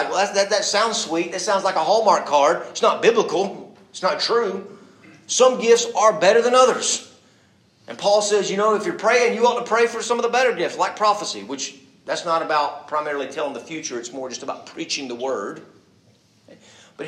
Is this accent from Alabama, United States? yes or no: yes; Birmingham, Alabama, United States; growing up in Birmingham, the belt buckle of the South